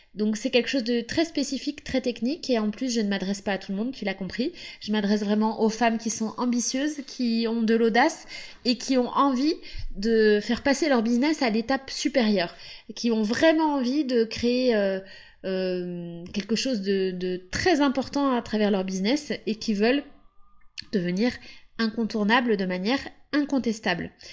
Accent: Pays de la Loire, France; now in Capbreton, France; je viens de la Loire-Atlantique, j'ai grandi en bord de mer avec mes parents et mes deux sœurs

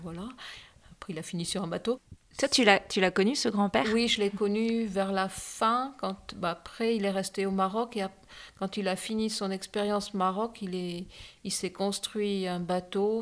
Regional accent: Dschang, West, Cameroon; je suis née à Chang

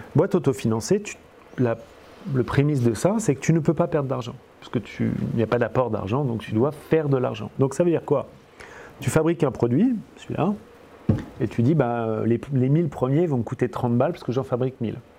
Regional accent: France; accent: French; j'ai accent français et je parle je suis français

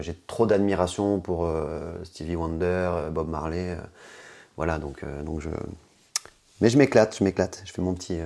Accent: Guadeloupe, France; also born or lived in Dakar, Senegal / Bamako, Mali / south-west France; je suis parti euh, à l'âge de 10 ans et demi à peu près m'installer en Guadeloupe où ma maman vit euh, depuis 30 ans et donc euh, où j'ai grandi, j'ai fait collège, lycée, fac en Guadeloupe

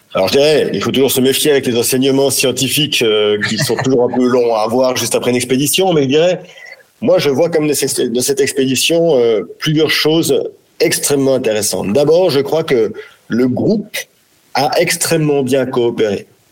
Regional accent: France; chez nous, en France, en Europe

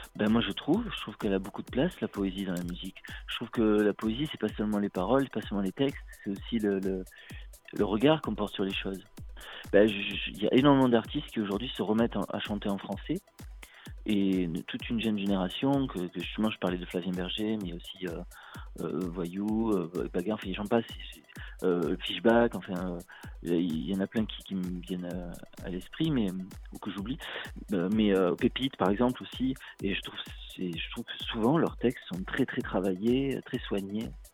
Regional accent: Marseille, Provence-Alpes-Côte d'Azur, France; moi je suis du sud de la France, voilà, je viens de Marseille

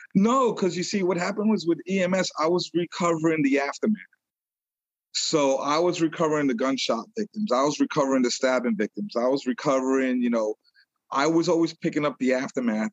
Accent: New York City, New York, United States; moved away as an adult; now in Long Island, United States; I was born in New York City, and I was raised in Brooklyn

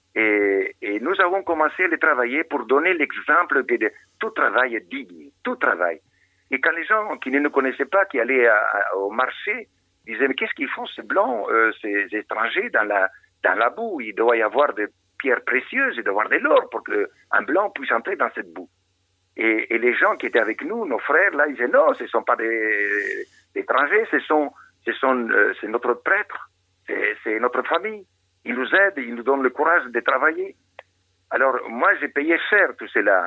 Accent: Argentina; moved away as an adult; now in Madagascar; j'ai grandi là-bas en Argentine

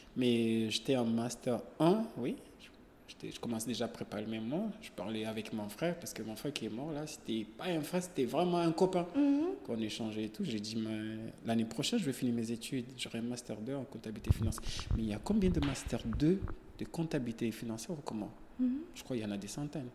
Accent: Comoros; moved away as an adult; also born or lived in Senegal; j'ai quitté les Comores jusqu'à Kenya

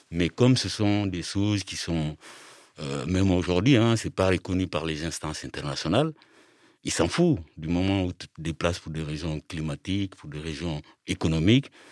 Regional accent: Mali; moved away as an adult; now in France; Alors moi, je suis originaire du Mali. Je suis en France depuis 27 ans. Et avant de partir du Mali, j'ai étudié jusqu'au bac. J'ai fait le bac au Mali en 86.

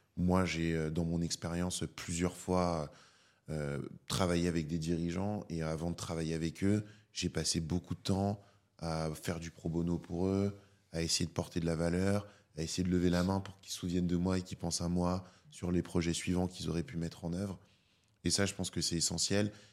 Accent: Paris, Île-de-France, France; j'ai grandi à Paris, je suis né à Paris. J'ai toujours vécu à Paris, à part pour mes études.

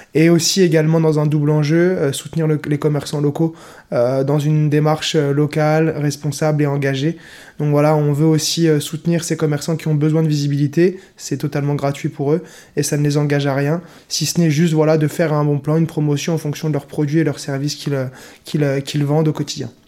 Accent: Nancy, Grand Est, France; Je viens de Meurthe-et-Moselle, de Nancy. Je suis originaire natif de Nancy

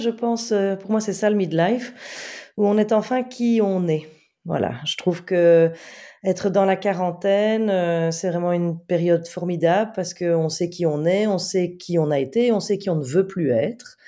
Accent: Belgium; je suis belge, donc euh, euh, j'étais très loin de Paris

